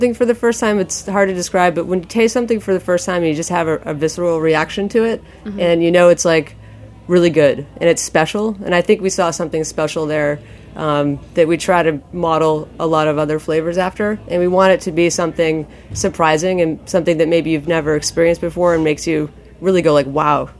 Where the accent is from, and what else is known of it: Maine, United States; born or raised there